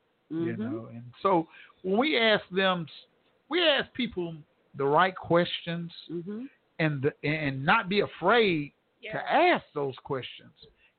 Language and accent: English; Tulsa, Oklahoma, United States; born there; I was born here in Tulsa, Oklahoma, and this is, come on, y'all. You got to know where you come from and know where you're going.